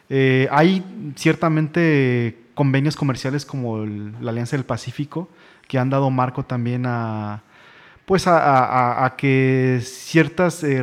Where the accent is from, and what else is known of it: Mexico